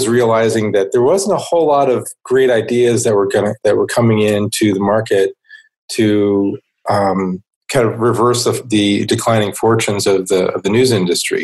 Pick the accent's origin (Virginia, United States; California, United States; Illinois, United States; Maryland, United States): Illinois, United States; Chicago; moved away as an adult; also born or lived in Los Angeles; now in Riverside, United States; We both had been grown up in Chicago area